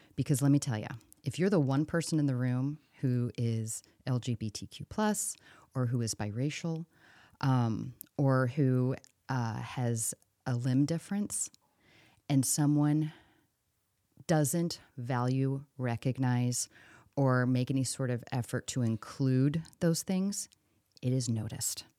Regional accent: St. Louis, Missouri, United States; now in Cedar Rapids, United States; I'm from Saint Louis, a suburb

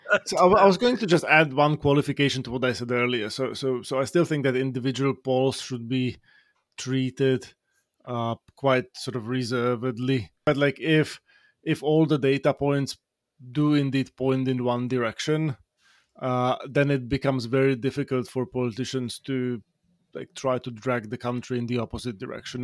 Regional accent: Slovakia; now in United States; Slovakia, in my home country

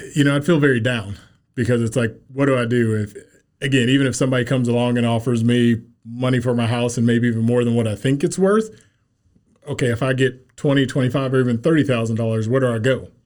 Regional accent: Kansas City, Missouri, United States; Kansas City native. I grew up here in Kansas City.

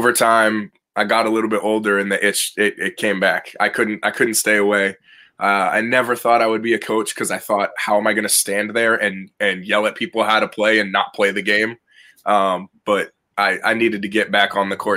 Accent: North Shore of Boston, Eastern Massachusetts, United States; I'm from Eastern Mass kid, North Shore of Boston. Pretty much I grew up always around the game

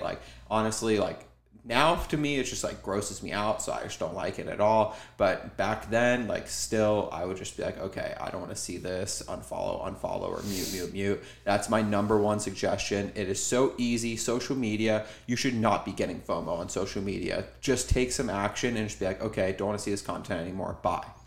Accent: Cincinnati, Ohio, United States; I'm from Cincinnati, Ohio

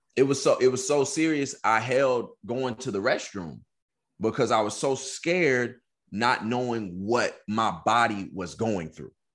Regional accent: Texas, United States; moved away as an adult; also born or lived in California; I'm from Texas. I'm going to school in California. I ain't got no family.

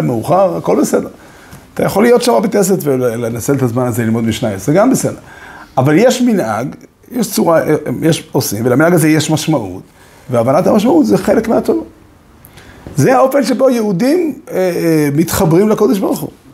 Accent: Safed, Northern District, Israel; also born or lived in Ramat Shlomo, Jerusalem; now in Jerusalem, Israel; אני, בתור צפתי

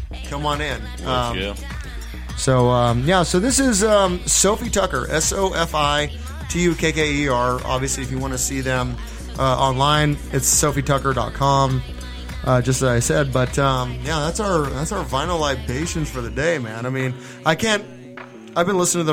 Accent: Southern California, United States; we're from Southern California

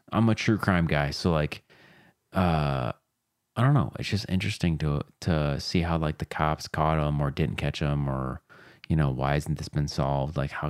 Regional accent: Chicago, Illinois, United States; Yeah, we're from Chicago. Chicago in quotes

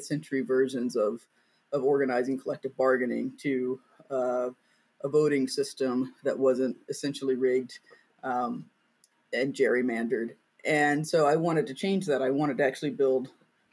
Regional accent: Greensboro, North Carolina, United States; I'm originally from Greensboro, North Carolina

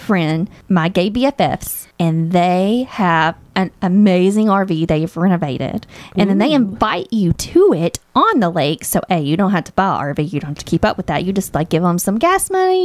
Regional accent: Waynesboro, United States; I'm from Waynesboro

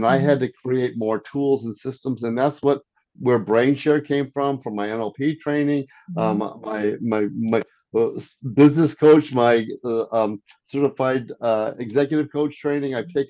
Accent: Arnold, Missouri, United States; also born or lived in France / South Korea / Silicon Valley; I was born in France, raised in Arnold, Missouri, grew up in South Korea, and lived in Silicon Valley.

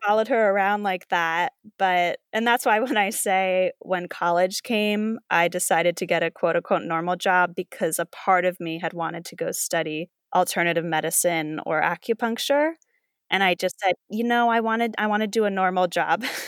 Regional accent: East Coast, United States; moved away as an adult; also born or lived in New York / Los Angeles; I was from the East Coast. I went to school in New York

